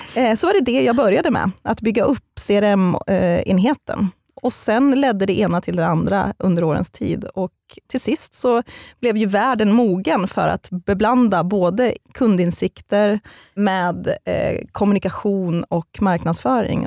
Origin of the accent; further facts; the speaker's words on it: Eskilstuna, Södermanland, Sweden; also born or lived in Getinge / Halmstad; Men jag är främst uppvuxen i Eskilstuna, för mina föräldrar skildes när jag var fem år gammal.